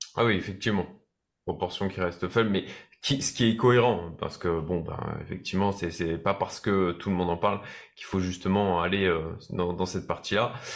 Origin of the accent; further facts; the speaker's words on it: France; en tant que Français